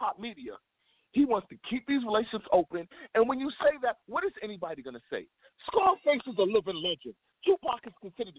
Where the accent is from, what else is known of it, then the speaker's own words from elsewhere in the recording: Brooklyn, New York, United States; we're all from Brooklyn.